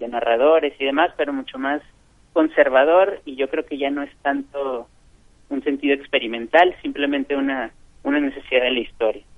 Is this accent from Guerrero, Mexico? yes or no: no; Monterrey, Nuevo León, Mexico; moved away as an adult; also born or lived in Chile; soy, soy de Monterrey, yo nací aquí